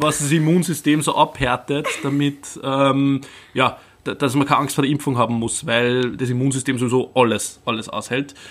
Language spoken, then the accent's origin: German; Upper Austria, Austria; bei uns in Oberösterreich